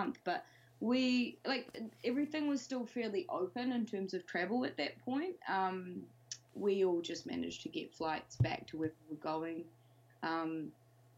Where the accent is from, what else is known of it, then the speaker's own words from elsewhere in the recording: New Zealand; moved away as an adult; now in London, United Kingdom; I'm from New Zealand, as you can probably tell, but recently moved to London just before we started our tour